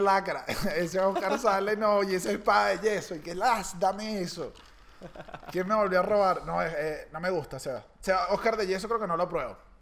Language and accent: Spanish; Caracas, Capital District, Venezuela; uno como caraqueño, en mi caso